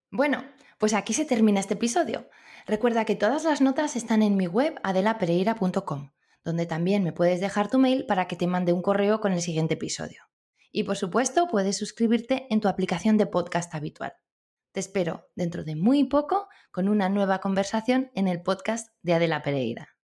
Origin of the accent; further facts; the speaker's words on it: Spain; qué tenemos en España